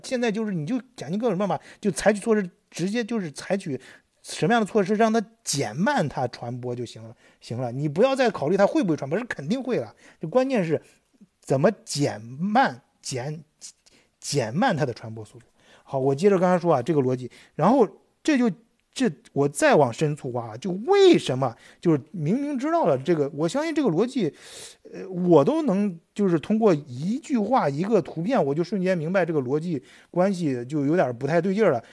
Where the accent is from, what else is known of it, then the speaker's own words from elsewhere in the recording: China; now in Germany; 咱们作为中国人呢，就是咱们都有这方面意识嘛，经常在国内都已经有这方面经验了